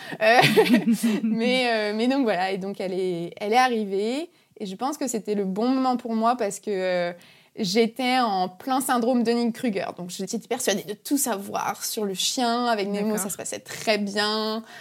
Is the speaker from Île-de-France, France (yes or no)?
no; Brittany, France; je suis une Bretonne pure souche